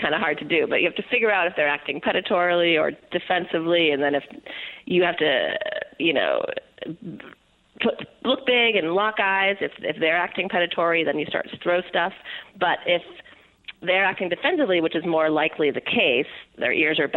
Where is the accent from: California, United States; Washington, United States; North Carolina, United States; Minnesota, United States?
California, United States; I'm from California